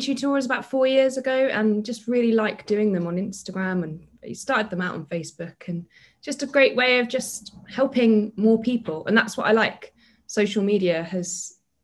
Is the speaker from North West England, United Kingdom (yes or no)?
no; London, United Kingdom; moved away as an adult; also born or lived in Bath, Somerset; now in Somerset, United Kingdom; So I'm originally from London, now based in Somerset.